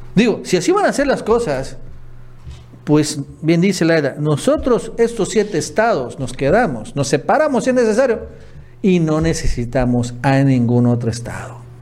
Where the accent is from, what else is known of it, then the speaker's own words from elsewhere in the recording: Tabasco, Mexico; yo soy tabasqueño